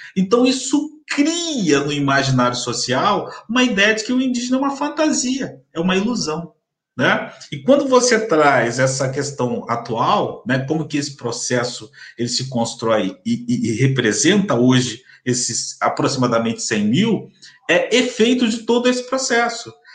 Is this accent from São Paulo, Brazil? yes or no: no; Campos dos Goytacazes, Rio de Janeiro, Brazil; sou de Campos dos no interior do Rio de Janeiro